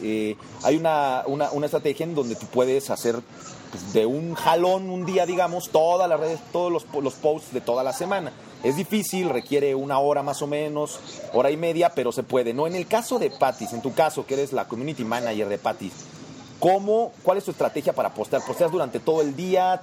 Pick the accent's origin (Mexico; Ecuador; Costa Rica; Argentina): Mexico